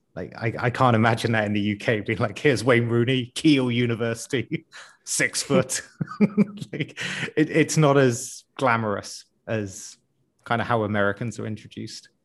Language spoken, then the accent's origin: English; United Kingdom; as a Brit